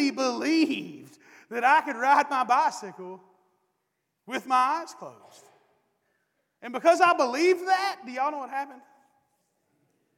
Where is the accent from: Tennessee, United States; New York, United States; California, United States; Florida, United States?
Tennessee, United States; East; moved away; I'm from East Tennessee